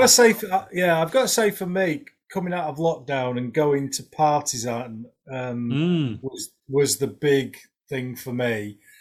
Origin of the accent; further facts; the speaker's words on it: Pudsey, Yorkshire and the Humber, United Kingdom; accent: Yorkshire; I'm from Pudsey